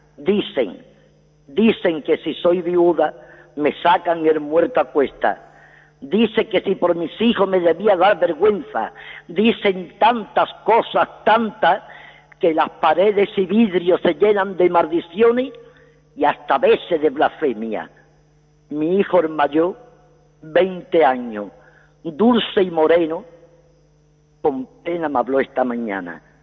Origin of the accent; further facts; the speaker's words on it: Seville, Andalusia, Spain; now in Madrid, Spain; yo soy de Sevilla, pero llevo aquí en Madrid 55 años.